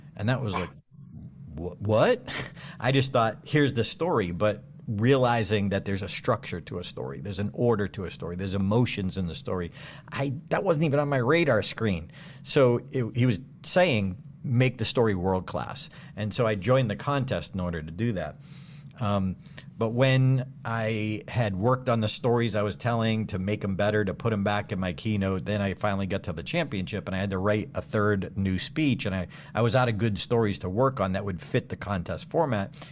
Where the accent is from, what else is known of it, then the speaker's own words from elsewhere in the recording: Auburn, Massachusetts, United States; Doctor Goddard's first rocket launch in history in my hometown